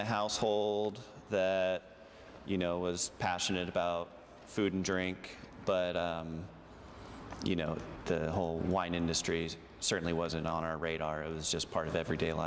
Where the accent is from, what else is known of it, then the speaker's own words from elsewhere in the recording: Aptos, California, United States; moved away as an adult; also born or lived in San Diego, California; now in Oregon, United States; I grew up in Santa Cruz, California, just south of there, a little town named Aptos